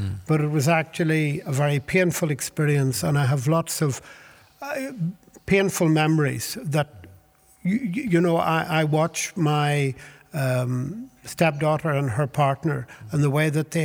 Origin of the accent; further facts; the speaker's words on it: Belfast, Northern Ireland, United Kingdom; also born or lived in Dublin, Ireland; I made the return journey at the age of 4 to Belfast to be handed over to my new adoptive parents